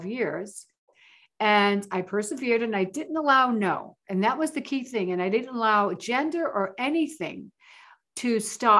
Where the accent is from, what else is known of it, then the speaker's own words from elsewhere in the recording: New York City, New York, United States; moved away as an adult; also born or lived in Las Vegas, Nevada; I moved from the Bronx, New York. I'm a Bronx girl